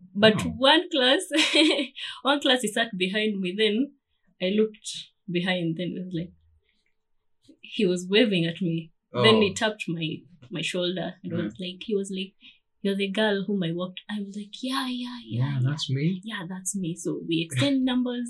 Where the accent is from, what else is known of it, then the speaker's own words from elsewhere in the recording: Kenya; moved away; I'm a Kenyan. I'm a typical Kenyan